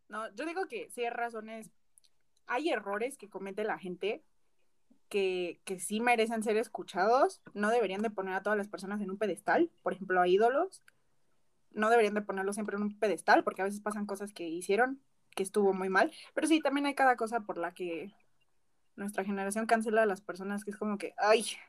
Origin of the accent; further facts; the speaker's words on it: Mexico; como mexicana